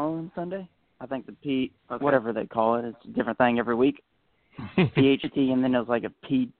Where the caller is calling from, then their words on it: Texas, United States; … from Texas.